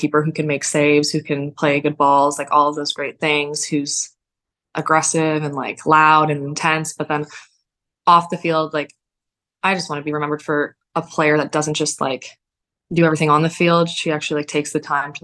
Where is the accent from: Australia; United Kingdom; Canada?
Canada; Definitely Canadian. I'm a dual citizen